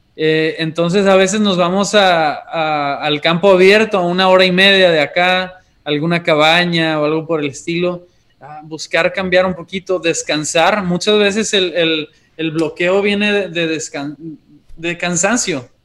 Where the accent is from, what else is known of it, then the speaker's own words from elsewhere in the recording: Monterrey, Nuevo León, Mexico; also born or lived in Chihuahua; aunque somos originarios de Monterrey, nos fuimos dos años a Chihuahua y acabamos de regresar hace cinco meses